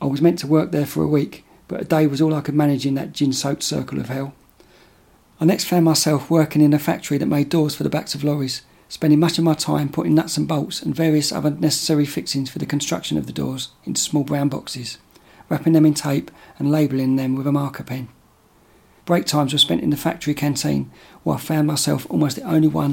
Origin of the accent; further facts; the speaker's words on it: Dagenham, London, United Kingdom; I was born in Dagenham, 1969, an identical twin.